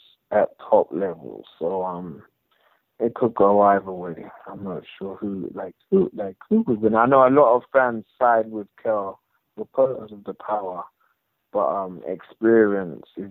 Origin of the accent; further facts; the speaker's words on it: United Kingdom; being British